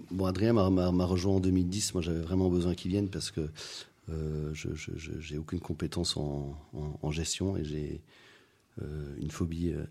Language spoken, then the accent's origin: French; Madagascar; also born or lived in Belgium / West Africa; Alors moi je suis né en Belgique, j'ai grandi à Madagascar. Euh, en Afrique de l'Ouest aussi.